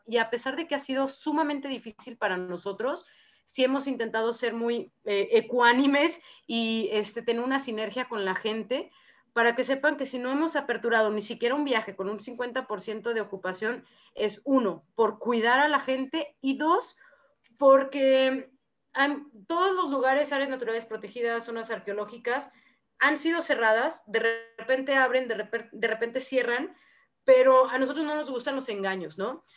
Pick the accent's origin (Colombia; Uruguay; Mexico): Mexico; nuestras culturas y tradiciones como mexicanos